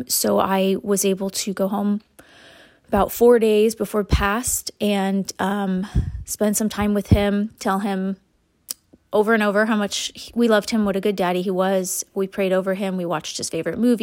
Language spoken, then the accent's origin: English; Huntington Beach, California, United States; now in San Francisco Bay Area, United States; I am originally a Southern California girl, born and raised in Huntington Beach.